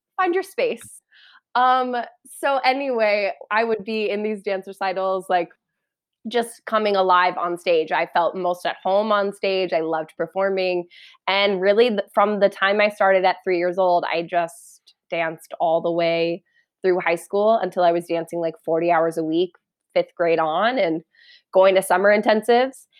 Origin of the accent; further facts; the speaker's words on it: Parker, Colorado, United States; now in New York, United States; I grew up in Parker, Colorado, which is like an hour southeast of Denver